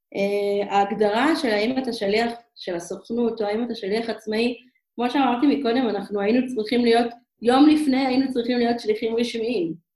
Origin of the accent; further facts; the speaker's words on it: Israel; moved away as an adult; also born or lived in Hong Kong; אנחנו ישראלים רגילים